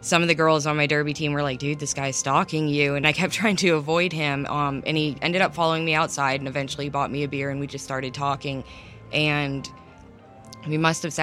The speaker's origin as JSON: {"language": "English", "town": "Ellijay", "region": "Georgia", "country": "United States", "said": "I'm from Ellijay, Georgia, so I live in the mountains"}